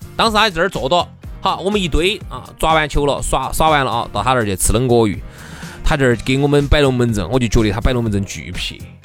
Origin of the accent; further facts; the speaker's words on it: Chengdu, Sichuan, China; 我们成都这边呢，四川人哈，这种生活习性呐，说话方式啊